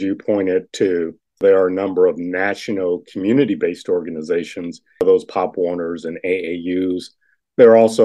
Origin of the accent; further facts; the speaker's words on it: Cleveland, Ohio, United States; moved away as an adult; also born or lived in Lexington, Kentucky; now in DeKalb County, Georgia, United States; Cleveland, my hometown